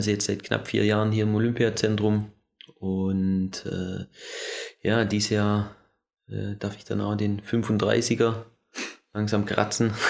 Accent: Germany; also born or lived in Vorarlberg, Austria; now in Austria; vor allem in Deutschland. In der Zeit, in der Region, wo ich groß geworden bin

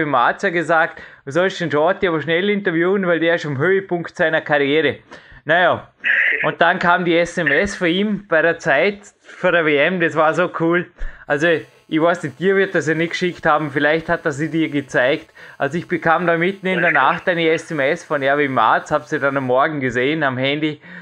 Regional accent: Dornbirn, Vorarlberg, Austria; ich komme ja aus Dornbirn, lebe in Dornbirn, bleibe in Dornbirn, sage ich immer.

